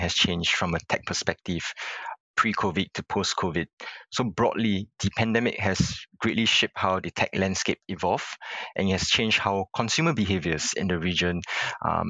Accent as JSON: {"language": "English", "country": "Singapore", "tie": "born or raised there", "said": "I was born in Singapore and pretty much spent most of my life here"}